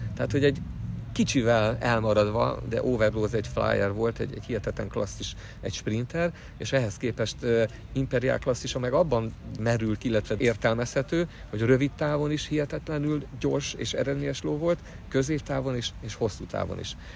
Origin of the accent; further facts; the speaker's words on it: Budapest, Hungary; Én budapesti vagyok, Budapesten születtem